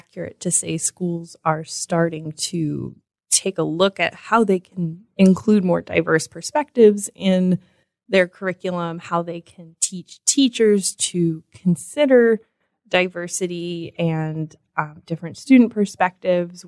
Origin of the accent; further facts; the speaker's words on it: Sandusky, Ohio, United States; I grew up in Sandusky